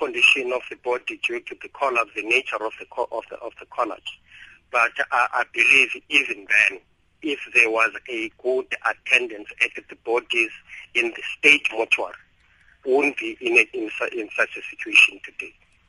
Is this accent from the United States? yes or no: no; South Africa; I believe, let alone being a South African, that if the government was allowed to assist quickly, wouldn't be in such a mess today.